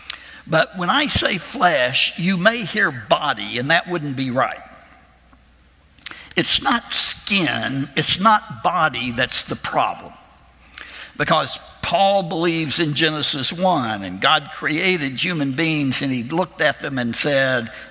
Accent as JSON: {"language": "English", "region": "Arkansas", "country": "United States", "tie": "born or raised there", "said": "my home state of Arkansas"}